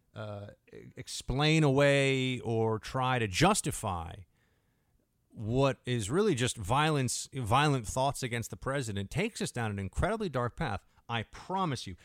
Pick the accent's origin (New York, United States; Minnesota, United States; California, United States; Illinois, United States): New York, United States; as a New Yorker